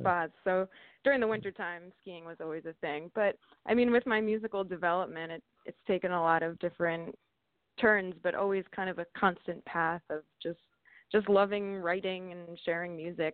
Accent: Vernon, New Jersey, United States; I grew up right near a ski mountain called Mountain Creek. It's actually in uh, mm-hmm. Sussex County, Vernon, New Jersey.

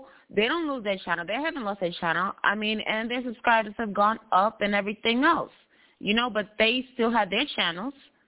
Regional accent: New York, United States; I'm from New York

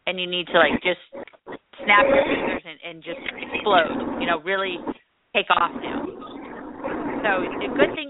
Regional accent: California, United States; I'm from there too, you know, California

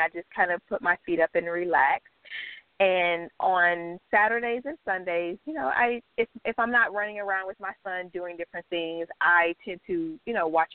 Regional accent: Miami, Florida, United States; I am born and raised in South Florida, Miami

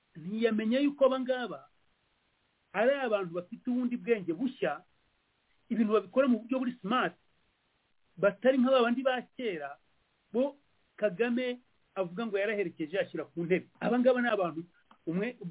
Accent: Rwanda

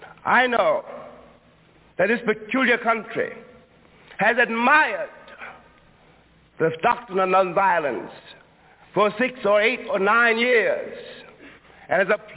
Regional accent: Harlem, New York, United States; I was born in Harlem. I was raised in Harlem. And indeed, as long as I live, I will never be able really to leave Harlem.

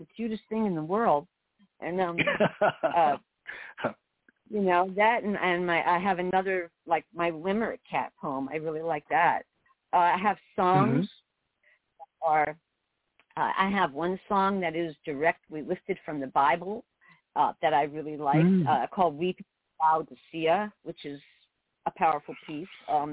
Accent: New York City, New York, United States; moved away as an adult; also born or lived in South Florida / rural Alaska; now in Alaska, United States; I grew up in New York City, lived in upstate New York

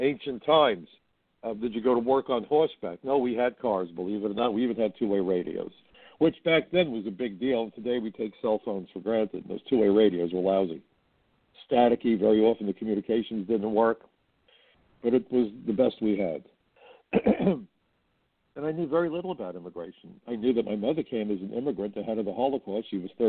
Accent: New York City, New York, United States; I come from Brooklyn.

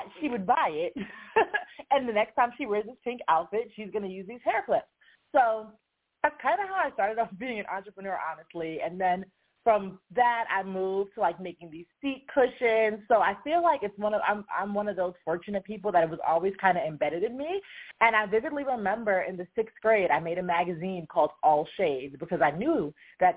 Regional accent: New York, United States; I grew up in New York, and I designed jewelry mass market

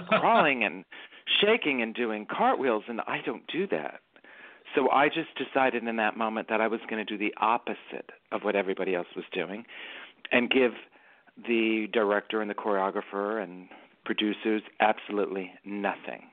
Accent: New York City, New York, United States; accent: Bronx; I grew up in the Bronx and I grew up in a very small neighborhood called City Island

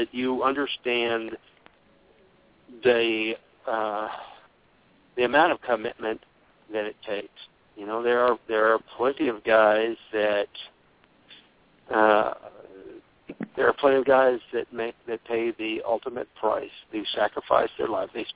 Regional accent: United States; being an American

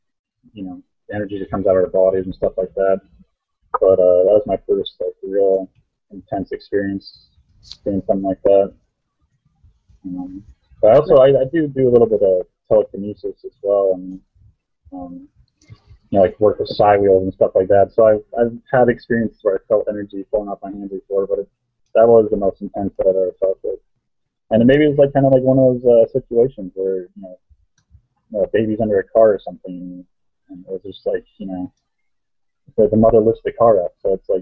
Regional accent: Erie, Pennsylvania, United States; I'm from Erie, Pennsylvania

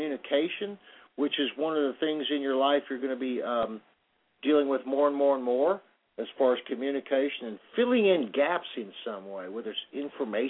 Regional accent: Plainfield, New Jersey, United States; moved away; I was born in Plainfield, New Jersey

